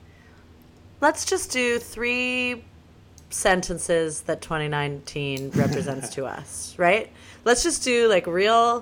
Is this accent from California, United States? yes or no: yes; Los Angeles, California, United States; moved away as an adult; now in New York, United States; I'm born and raised in Los Angeles